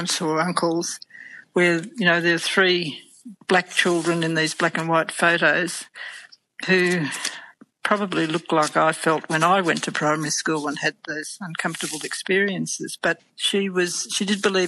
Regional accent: Murraydale, Victoria, Australia; also born or lived in Hamilton, Victoria; they moved back to the Murray Valley to a property outside Swan Hill in a place called Murraydale, a very small place. I think it's in Barapa country there. I'm not 100% sure about a map. So I grew up there

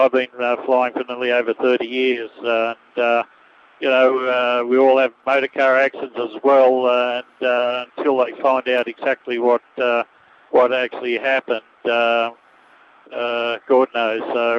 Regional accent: Camden, New South Wales, Australia; From Camden, down in Sydney, and I got my son with me.

